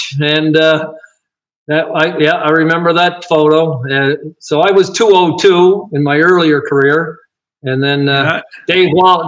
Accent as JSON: {"language": "English", "area": "Cape Breton", "region": "Nova Scotia", "country": "Canada", "tie": "born or raised there", "said": "in my hometown"}